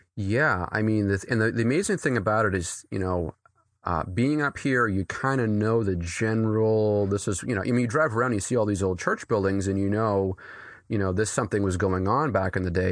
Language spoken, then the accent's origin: English; New Hampshire, United States; I grew up here. Uh, I grew up, uh, right, actually, a, a mile down the street from where I pastor